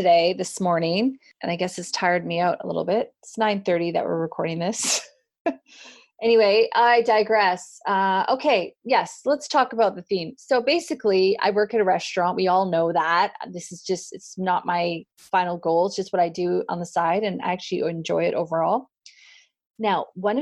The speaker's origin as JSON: {"language": "English", "country": "Canada", "said": "me being Canadian"}